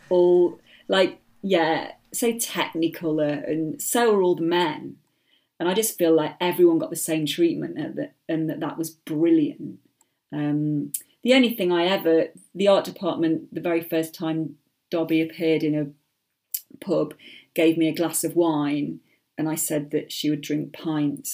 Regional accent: United Kingdom; being British

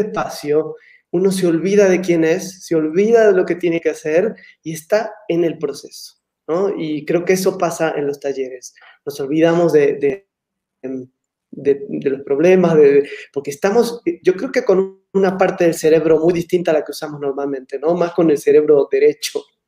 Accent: Argentina; moved away as an adult; ya hace muchos años que salí de Argentina

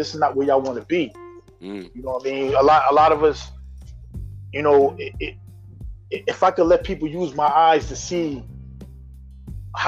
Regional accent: New London, Connecticut, United States; also born or lived in Minneapolis, Minnesota; I was born in Minneapolis, but I've been in New London, Connecticut since I was 7 years old. So that is my hometown

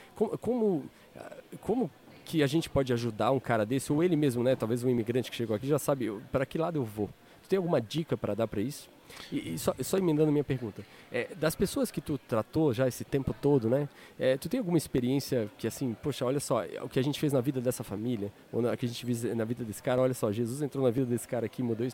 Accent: Florianópolis, Santa Catarina, Brazil; Eu sou de Floripa.

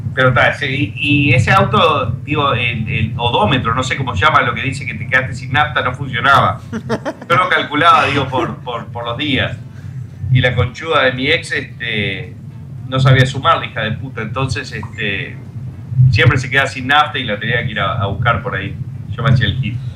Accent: Argentina; now in Miami, United States; ustedes son argentinos, sí

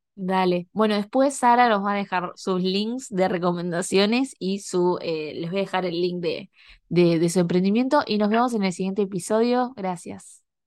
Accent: Argentina; now in Canada; yo soy argentina, pero estoy en Canadá

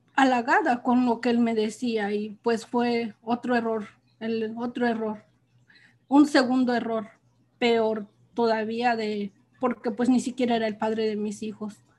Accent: Almoloya, Hidalgo, Mexico; moved away as an adult; now in California, United States; soy de un pueblo de México, del estado de Hidalgo, se llama Almoloya. Ahí pues fue toda mi vida y ahí crecí

